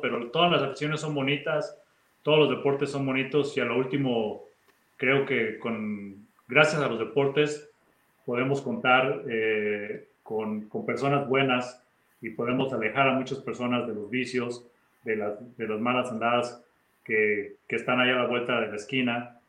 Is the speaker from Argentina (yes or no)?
no; Mexico; moved away as an adult; me hubiera regresado a México desde mi segundo o tercer año